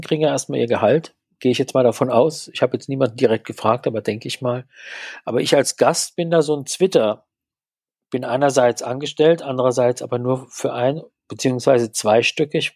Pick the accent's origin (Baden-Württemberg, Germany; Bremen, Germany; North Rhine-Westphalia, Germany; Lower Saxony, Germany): Baden-Württemberg, Germany; Mannheim; also born or lived in Berlin; now in Pforzheim, Germany; Ich stamme ursprünglich aus Mannheim